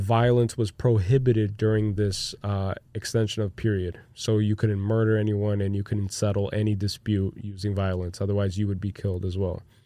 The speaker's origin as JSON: {"language": "English", "country": "Brazil", "tie": "born or raised there", "moved": "as an adult", "lives_now": "United States", "said": "I grew up in Brazil"}